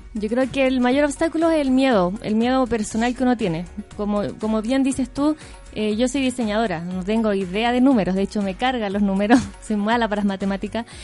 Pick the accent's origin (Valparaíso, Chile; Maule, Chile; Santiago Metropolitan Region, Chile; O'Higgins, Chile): Maule, Chile; Linares; yo soy de región, soy de Linares